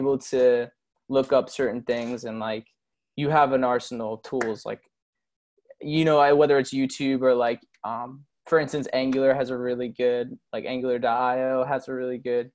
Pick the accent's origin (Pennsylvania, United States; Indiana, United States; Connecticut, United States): Pennsylvania, United States; Doylestown; moved away as an adult; now in Palm Beach Gardens, United States; I literally grew up in Doylestown.